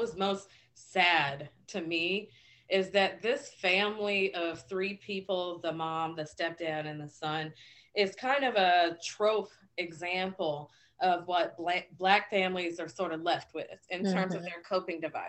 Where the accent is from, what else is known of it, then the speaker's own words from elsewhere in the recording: Virginia, United States; moved away; I'm from Virginia